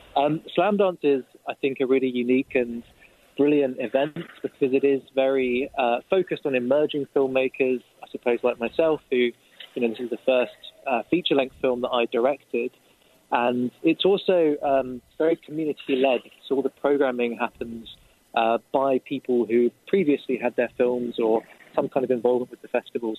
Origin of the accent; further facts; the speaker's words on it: south of England, United Kingdom; moved away; my hometown, a train trip, of course, uh, in the south of England